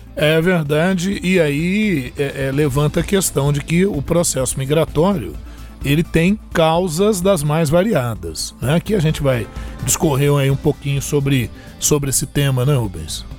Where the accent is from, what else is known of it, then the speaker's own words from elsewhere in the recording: Brazil; Nós, como brasileiros